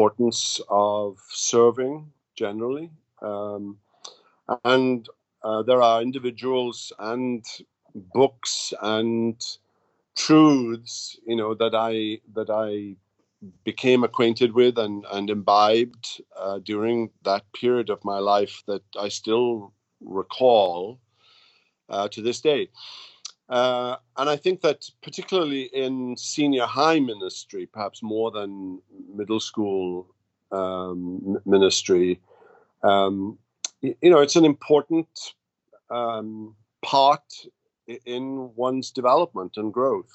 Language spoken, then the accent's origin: English; Wales, United Kingdom; moved away as an adult; also born or lived in Belfast, Northern Ireland / Jackson, Mississippi; now in United States; I grew up in Britain, in Wales, and went to school and college, university in Wales